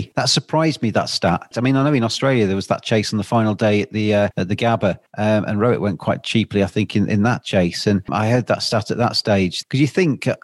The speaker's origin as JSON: {"language": "English", "region": "England", "country": "United Kingdom", "said": "I'm obviously English"}